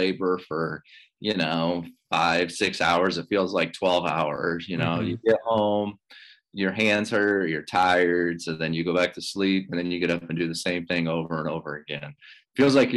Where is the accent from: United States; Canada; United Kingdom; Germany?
United States; La Vista, Nebraska; also born or lived in Papillion; I grew up in La Vista, really lived here pretty much La Vista, Papillion area all my life